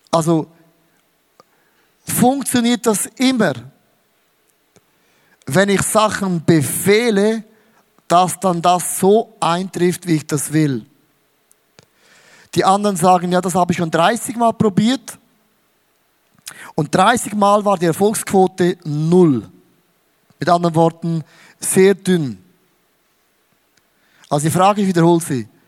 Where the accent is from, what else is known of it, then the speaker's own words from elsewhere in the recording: Switzerland; Auch als Schweizer geht nicht. Merkst, ich bin so ein Schweizer.